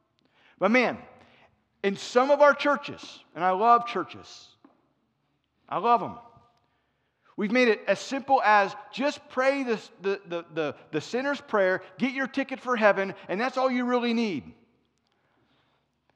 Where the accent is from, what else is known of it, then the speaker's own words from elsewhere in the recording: Cincinnati, Ohio, United States; moved away; also born or lived in Florence, South Carolina; I'm from Cincinnati, but we were in Florence, South Carolina